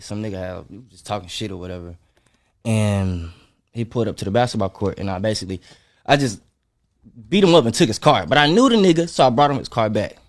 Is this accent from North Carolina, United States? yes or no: yes; North Carolina, United States; moved away as an adult; also born or lived in Atlanta / Nashville; I ain't lived in North Carolina in a minute